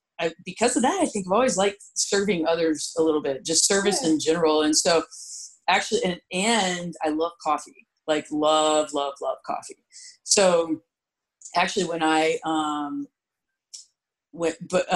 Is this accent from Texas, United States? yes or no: yes; San Antonio, Texas, United States; I grew up in San Antonio